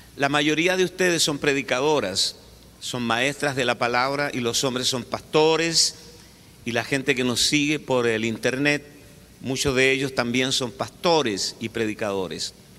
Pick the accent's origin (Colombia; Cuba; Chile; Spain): Chile; yo soy chileno, de Chile, y tengo una cultura chilena